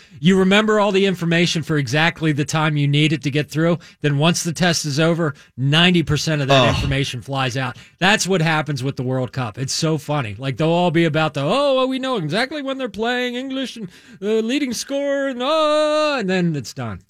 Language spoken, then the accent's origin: English; United States; I'm an American.